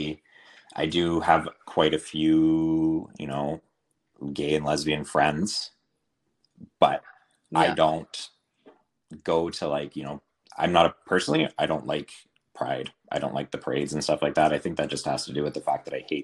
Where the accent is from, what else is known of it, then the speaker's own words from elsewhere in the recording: Northern BC, British Columbia, Canada; I was raised in Northern BC in a really small town